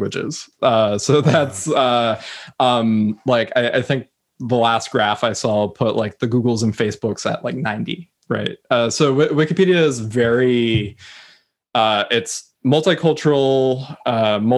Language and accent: English; United States; I come from the United States